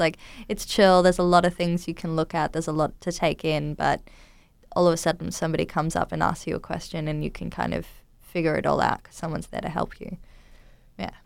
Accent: Townsville, Queensland, Australia; moved away; I grew up in Townsville in North Queensland in Australia.

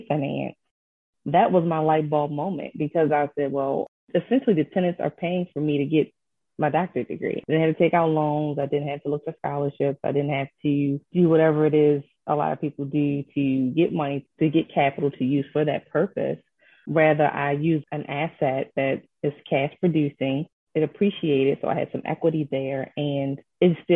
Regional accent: Baltimore, Maryland, United States; also born or lived in Ellicott City, Maryland; I am a Baltimore native, so I'm from the Baltimore area

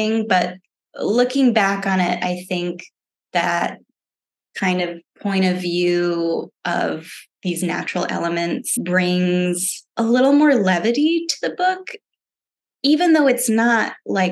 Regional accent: Vermont, United States; moved away as an adult; also born or lived in Florida; I didn't grow up in Florida. I grew up in Vermont.

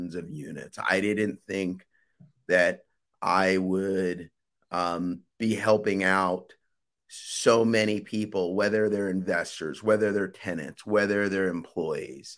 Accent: Willingboro, New Jersey, United States; I am originally from Willingboro, New Jersey, a small town in New Jersey

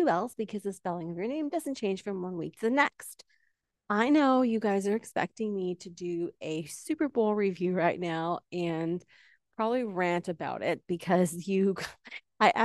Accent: Canada; I'm from Canada

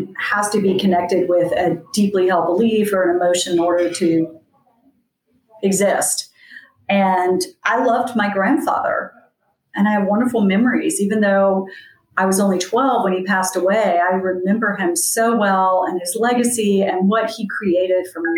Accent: the South, United States; I come from a long line of storytellers. I think it's a Southern tradition.

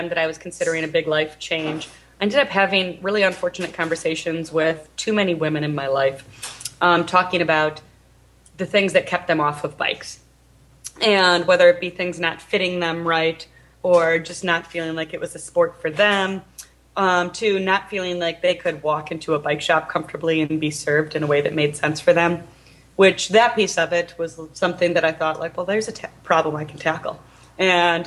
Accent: northern Wisconsin, United States; now in Portland, United States; I grew up in northern Wisconsin in a tiny town up there.

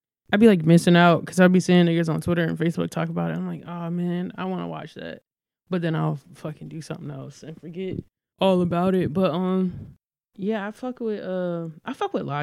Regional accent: Norfolk, Virginia, United States; I'm from Norfolk

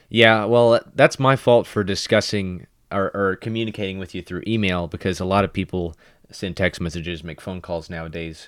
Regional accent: Kentucky, United States; I would just say, "Oh, I'm from Kentucky," and then I might even describe a certain region of Kentucky that I'm from

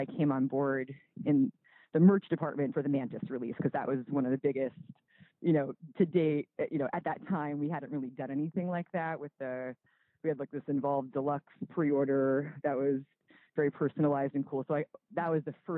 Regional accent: East Coast, United States; also born or lived in New York; I'm from the East Coast originally

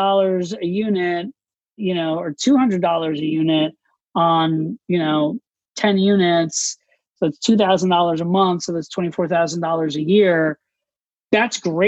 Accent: Orlando, Florida, United States; moved away as an adult; also born or lived in New York City; I grew up in Orlando, Florida.

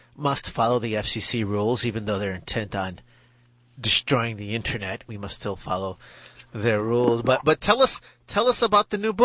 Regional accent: Chicago, Illinois, United States; moved away; I grew up in Chicago, so I could give Chicagoans a hard time.

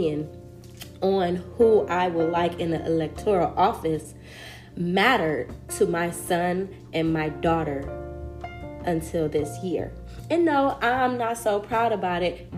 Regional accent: Compton, California, United States; I come from Compton, California.

